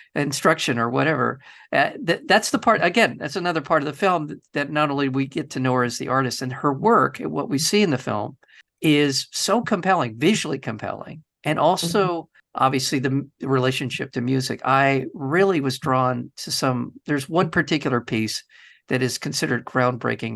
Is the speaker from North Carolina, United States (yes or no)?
no; California, United States; I am a Californian.